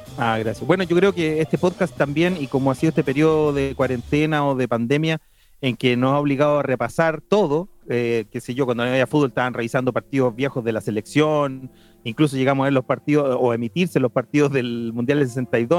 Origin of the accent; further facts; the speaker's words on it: Chile; como un chileno